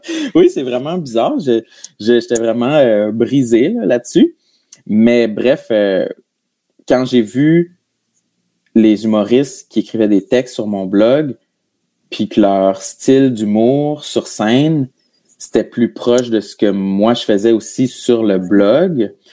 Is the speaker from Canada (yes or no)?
yes; New Richmond, Quebec, Canada; moved away as an adult; now in Montreal, Canada; je viens de New Richmond, qui est le village, un des villages voisins